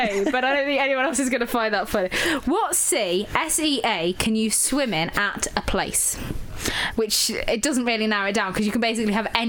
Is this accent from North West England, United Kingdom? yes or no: no; Lincolnshire, East Midlands, United Kingdom; I'm from Lincolnshire.